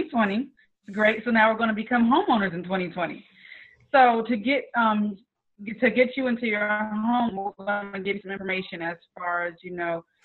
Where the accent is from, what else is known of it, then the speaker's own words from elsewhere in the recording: North Charleston, South Carolina, United States; I'm originally from North Charleston